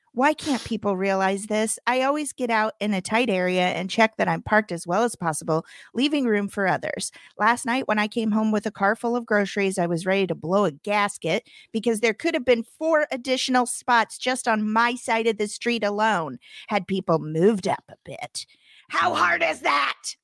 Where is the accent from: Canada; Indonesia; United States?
United States; Springfield, Missouri; now in Los Angeles, United States; a fantastic cavern sweatshirt, which is a cave in my hometown that you ride through